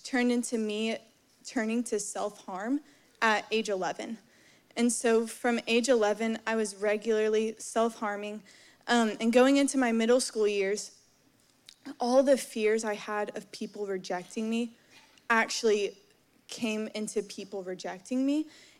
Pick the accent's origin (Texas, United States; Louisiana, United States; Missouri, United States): Texas, United States; Dallas; moved away; I'm originally from Dallas, Texas, grew up in the church